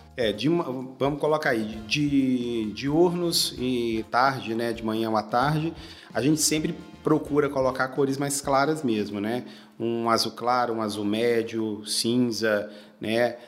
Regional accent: Goiânia, Goiás, Brazil; moved away as an adult; now in Brasília, Brazil; eu sou de Goiânia, né? Morava, morava em Goiânia e eu vim para Brasília há mais ou menos 12 anos

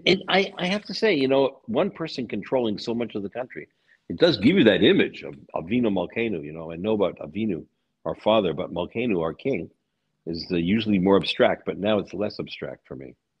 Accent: United States; now in Budapest, Hungary; I'm an American, of course, not a Hungarian.

